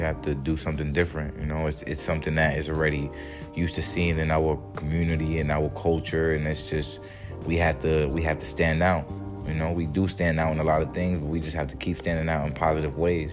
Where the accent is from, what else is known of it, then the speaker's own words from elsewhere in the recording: Jersey City, New Jersey, United States; also born or lived in New York City, United States; now in Miami, United States; Jersey City. That's where I'm from